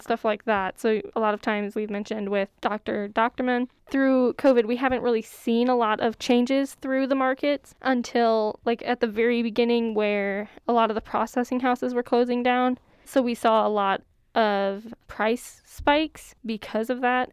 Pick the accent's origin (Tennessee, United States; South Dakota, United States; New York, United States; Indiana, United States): South Dakota, United States; Courage; I'm from Courage, so we'll go up to Yankton to shop.